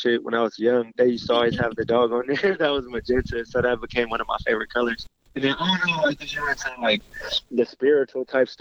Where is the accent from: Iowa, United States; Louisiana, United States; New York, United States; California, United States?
California, United States; Berkeley; I'm an artist from Berkeley, California